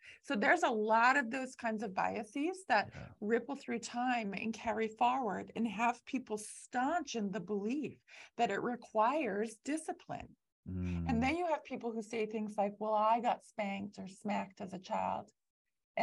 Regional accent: Canada; I'm Canadian

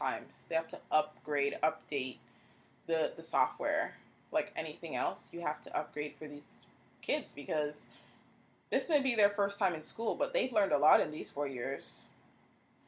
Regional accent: Canada; growing up in Canada, which is very diverse

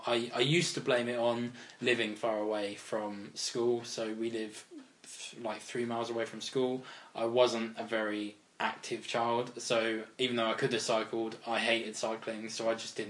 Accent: Reading, South East England, United Kingdom; also born or lived in Farnborough, Kent; I was born in Farnborough in Kent. Oh, okay. But moved to Reading when I was about one.

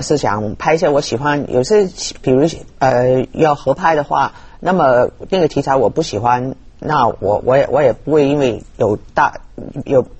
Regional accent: Hong Kong; 我是殖民地的时代长大的人

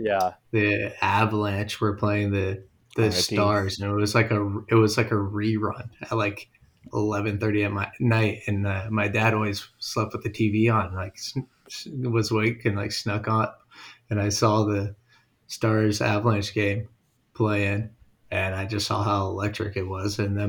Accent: Sugar Land, Texas, United States; You know, I grew up in Sugarland, where the Arrows original practice facility was

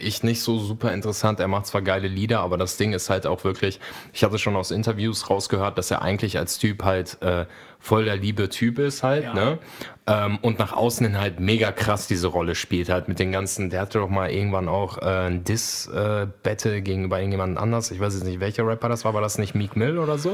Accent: Poland; moved away; ich bin ja gebürtig aus Polen

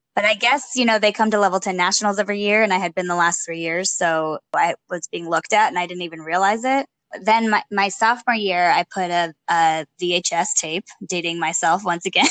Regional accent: Los Angeles, California, United States; moved away as an adult; now in Austin, United States; Chatsworth Gymnastics, which was the town I grew up with in the Valley in Los Angeles

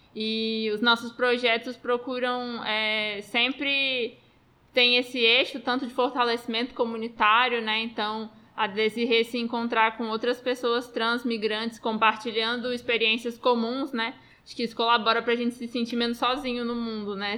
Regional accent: Brazil; also born or lived in Roraima; somos nós brasileiros

